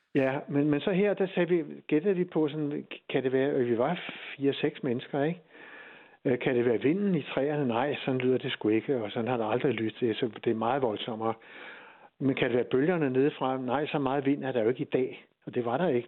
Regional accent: Hirtshals, North Denmark Region, Denmark; jeg er fra Hirtshals

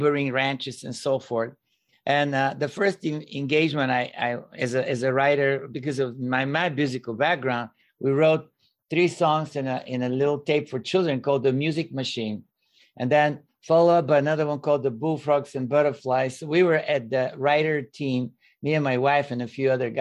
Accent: Bulgaria; moved away as an adult; now in United States; I was born and raised in Bulgaria, which at the time was communist country

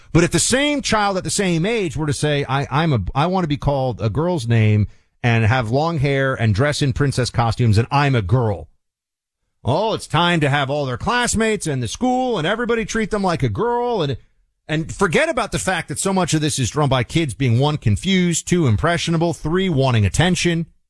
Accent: New York, United States; moved away; I'm going back to New York, uh, soon, spend some time in, in my hometown

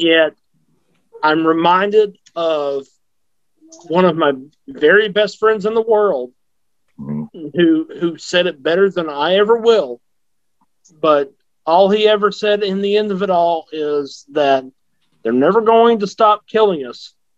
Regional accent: the South, United States; I grew up in the South

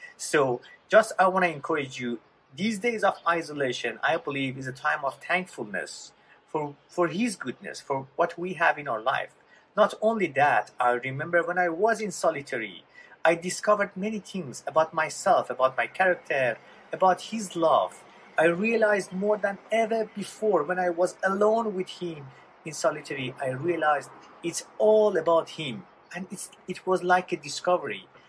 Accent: Iran; moved away; I was born in Iran in a Muslim family right after Islamic Revolution.

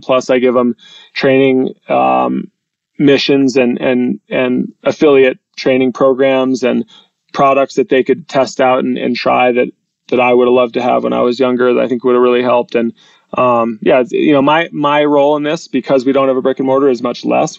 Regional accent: New Hampshire, United States; We come from New Hampshire. It's a live free or die state.

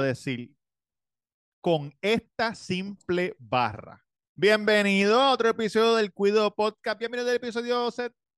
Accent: Puerto Rico; siendo boricua tenemos reggaetón en la sangre, nos criamos con eso desde chiquito

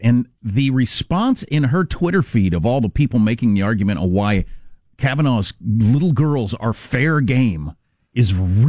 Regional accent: United States; I'm American, so I'll pronounce it however I want

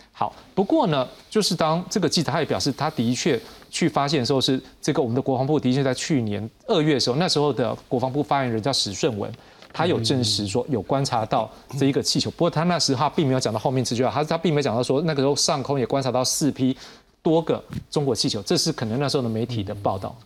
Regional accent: Taiwan; 我们台湾这边

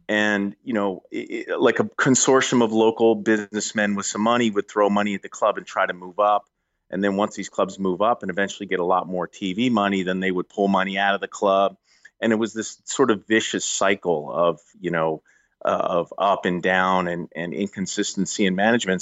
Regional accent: Philadelphia, Pennsylvania, United States; I grew up in Philadelphia area

